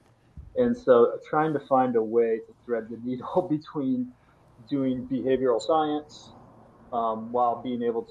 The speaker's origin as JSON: {"language": "English", "region": "Missouri", "country": "United States", "also_born_or_lived": "United Kingdom / the Dakotas", "moved": "as an adult", "said": "we are kind of from the Midwest, from Missouri"}